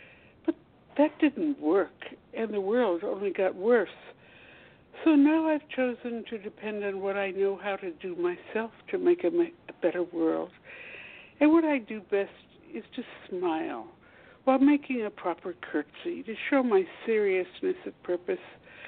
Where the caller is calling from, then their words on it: Washington, District of Columbia, United States; Washington, D.C. I'm eight blocks from the White House